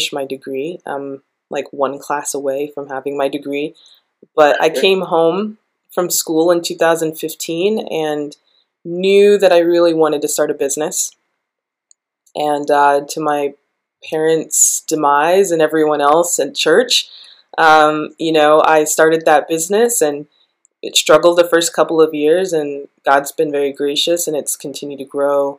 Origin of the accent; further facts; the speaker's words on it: Denver, Colorado, United States; also born or lived in Atlanta, Georgia; I am from Denver, Colorado, in the U.S.